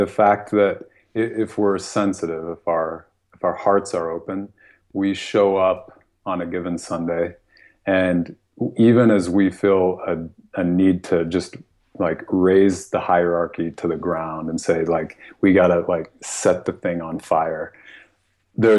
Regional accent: United States; first language English; I was born in the United States.

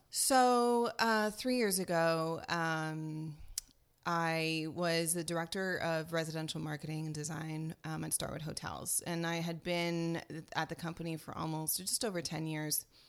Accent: France; moved away as an adult; also born or lived in Paris suburbs / New York City; now in United States; was born and raised in France. I came to the United States in nineteen ninety-three.

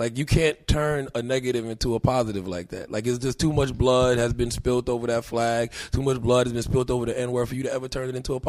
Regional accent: Moncks Corner, South Carolina, United States; moved away as an adult; also born or lived in Charleston, South Carolina; Well, Monk's Corner, South Carolina. I was born in Charleston, raised in a small town called Monk's Corner. Population less than 8,000. Berkeley High School.

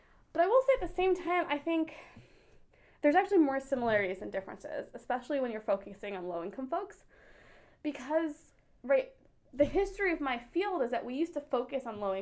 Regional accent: United States; So I am Indian American. So my parents are immigrants from India. So I grew up here

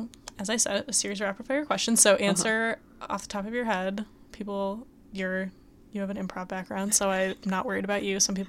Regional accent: Detroit, Michigan, United States; now in New York, United States; I'm from Detroit, which is where Little Caesars started.

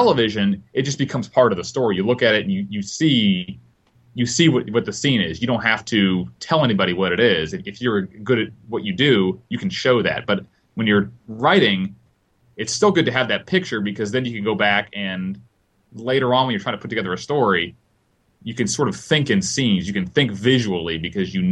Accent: Northeast Ohio, United States; now in Charlotte, United States; I grew up actually in Northeast Ohio

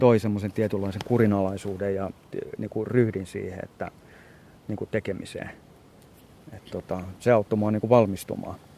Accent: Espoo, Uusimaa, Finland; kotona täällä Espoossa

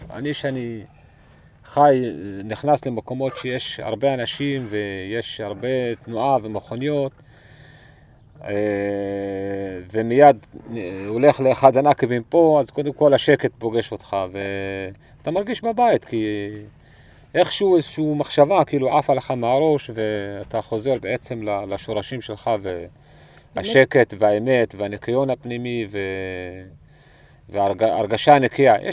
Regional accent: Southern District, Israel; ונולדתי בנחל חווה פה באזור, וגדלתי במכתש, בנחל פארן, בבירות עודד, סבא שלי קבור בבירות עודד

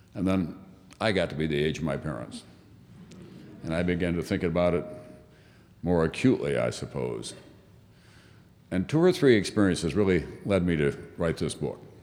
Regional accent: Yankton, South Dakota, United States; moved away; also born or lived in New York; when I was growing up in South Dakota

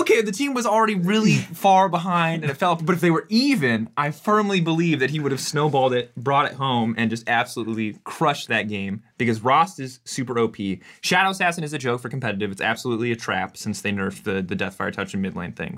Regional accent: United States; as an American

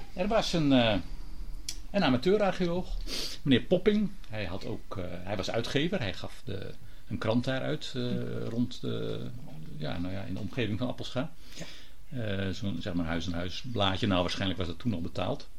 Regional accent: Gouda, South Holland, Netherlands; ik kom zelf, ik ben geboren in Gouda

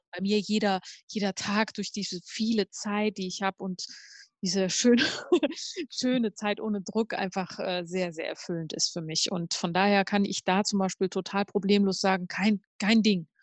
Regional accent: near Cologne, North Rhine-Westphalia, Germany; ich bin ja in der Nähe von Köln aufgewachsen

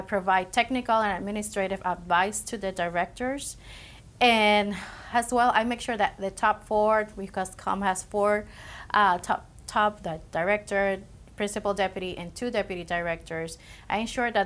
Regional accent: Puerto Rico; moved away as an adult; now in United States; I am also from Puerto Rico. I was born and raised over there until I graduated

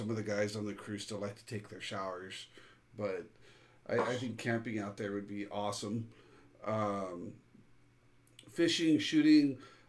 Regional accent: California, United States; I'm from California.

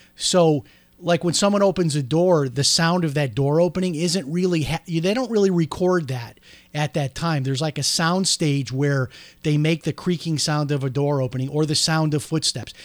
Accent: outside of Chicago, Illinois, United States; now in Florida, United States; growing up outside of Chicago

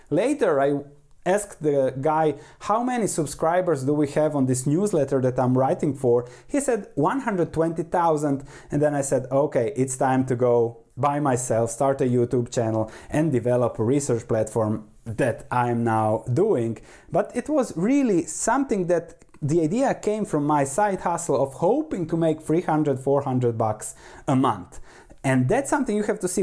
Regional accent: Croatia; moved away; also born or lived in Netherlands; I was born in Croatia on the coast.

